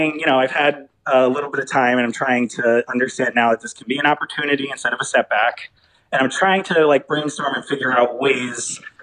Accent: Cleveland, Ohio, United States; I am from Cleveland, Ohio

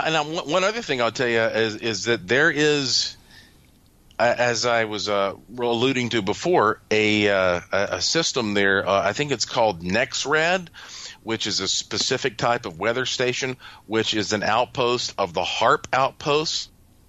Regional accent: North Carolina, United States; growing up in North Carolina, I was always intrigued by these stories about the gray man

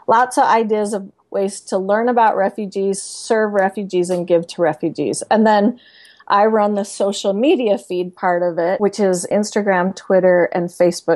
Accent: Salt Lake City, Utah, United States; also born or lived in Sandy, Utah; I live in Salt Lake City, Utah, and Sandy right now, but I grew up in Salt Lake

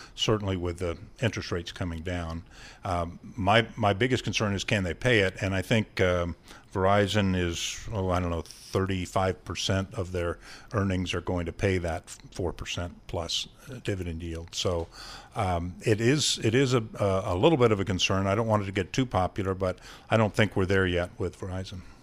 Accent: Ohio, United States; I'm from Ohio, and we have a lot of corn, and we have corn mazes

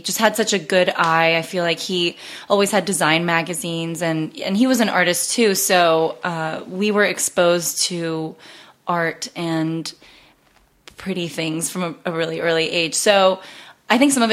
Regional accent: Los Gatos or San Jose, California, United States; growing up in Los Gatos or San Jose, California

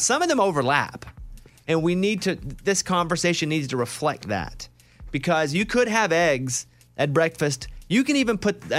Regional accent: Arkansas, United States; And I'm like, dude, I'm from Arkansas.

